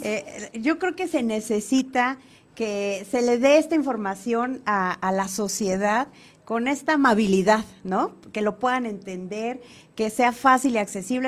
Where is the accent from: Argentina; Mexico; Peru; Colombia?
Mexico; Cuicatlán, Oaxaca; yo soy de la región de La Cañada, yo nací, crecí en Cuicatlán